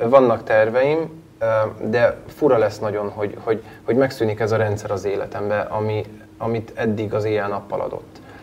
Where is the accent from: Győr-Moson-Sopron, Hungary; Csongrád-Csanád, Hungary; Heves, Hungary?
Heves, Hungary; Abasár; moved away as an adult; now in Budapest, Hungary; jó módú családban nőttem fel, Abasáron, egy, egy kis faluban, Heves megyében.